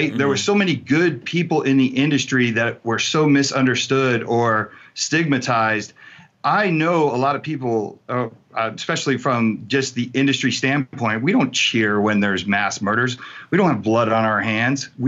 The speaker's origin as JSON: {"language": "English", "region": "New Jersey", "country": "United States", "tie": "born or raised there", "also_born_or_lived": "California", "said": "I grew up in New Jersey and I grew up in in California."}